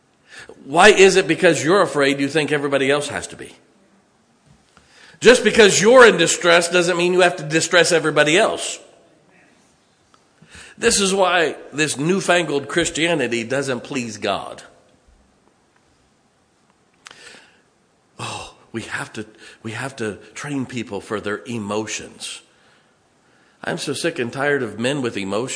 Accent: Ohio and Indiana, Midwest, United States; moved away; I grew up in Ohio and in Indiana

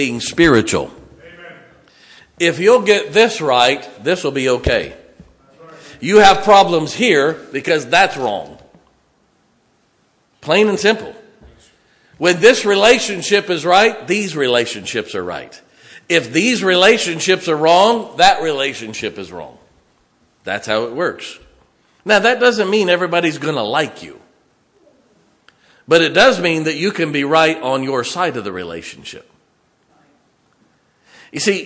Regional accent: Ohio and Indiana, Midwest, United States; moved away; I grew up in Ohio and in Indiana

